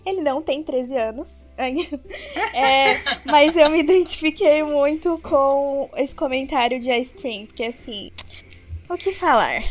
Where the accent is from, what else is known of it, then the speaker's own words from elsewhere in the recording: Joinville, Santa Catarina, Brazil; Eu sou de Santa Catarina, Joinville, tenho 25 anos